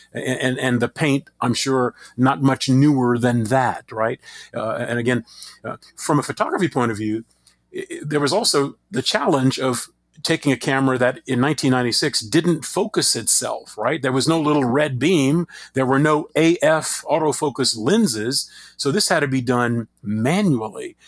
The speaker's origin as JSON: {"language": "English", "town": "Crowley", "region": "Louisiana", "country": "United States", "tie": "born or raised there", "said": "my hometown of Crowley, Louisiana"}